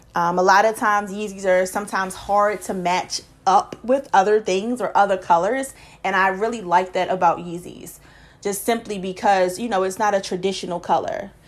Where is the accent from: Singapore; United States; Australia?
United States; Baltimore, Maryland; I'm from Baltimore